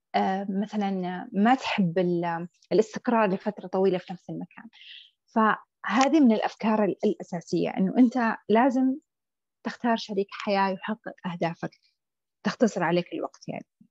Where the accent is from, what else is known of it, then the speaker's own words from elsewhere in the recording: Saudi Arabia; عندنا في السعوديه